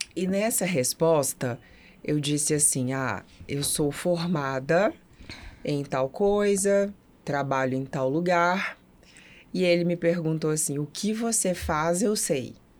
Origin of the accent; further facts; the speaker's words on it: Brasília, Federal District, Brazil; moved away as an adult; now in Belo Horizonte, Brazil; Eu sou natural de Brasília